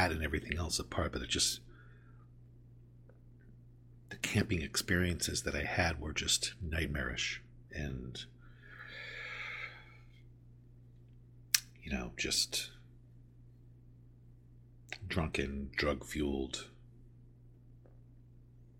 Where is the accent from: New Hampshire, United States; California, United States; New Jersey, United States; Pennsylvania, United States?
California, United States; Southern; I grew up in Southern California